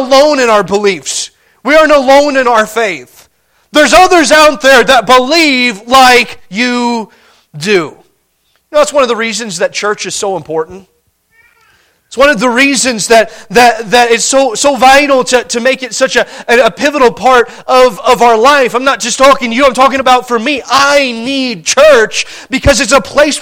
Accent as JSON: {"language": "English", "region": "Montana", "country": "United States", "said": "We're from Montana"}